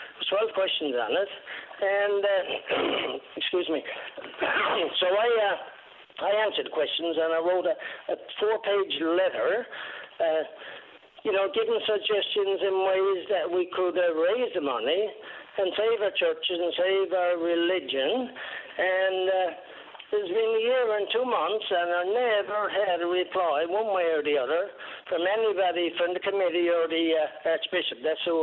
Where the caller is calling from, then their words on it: Patrick's Cove, Newfoundland and Labrador, Canada; I'm calling from Patrick's Cove in the Cape Shore area.